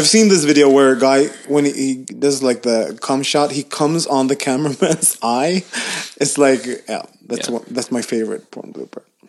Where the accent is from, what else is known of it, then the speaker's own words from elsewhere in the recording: Gothenburg, Västra Götaland, Sweden; moved away; Gothenburg, my hometown